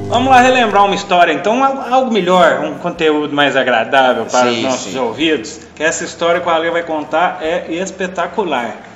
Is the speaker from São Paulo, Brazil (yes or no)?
no; Mato Grosso do Sul, Brazil; now in Divinópolis, Brazil; Sul Mato Grossense, lá da minha terra